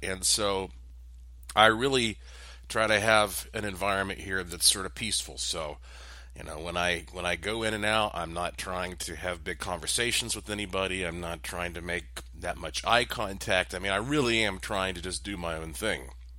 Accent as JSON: {"language": "English", "town": "Asheville", "region": "North Carolina", "country": "United States", "tie": "born or raised there", "said": "yes, I was born and raised in Asheville, but at a very early age, I started working in broadcasting."}